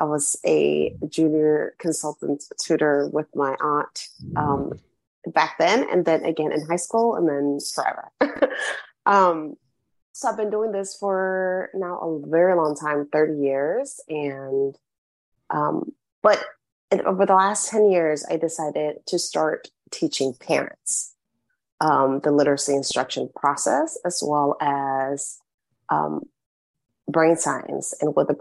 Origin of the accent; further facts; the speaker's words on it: Puerto Rico; first language Spanish; English is a second language; my first language is Spanish